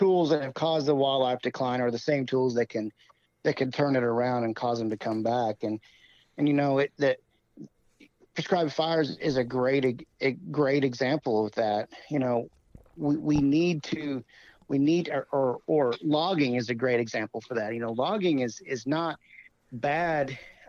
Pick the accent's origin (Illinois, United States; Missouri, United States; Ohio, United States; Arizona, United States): Missouri, United States; where I grew up hunting in Southwest Missouri.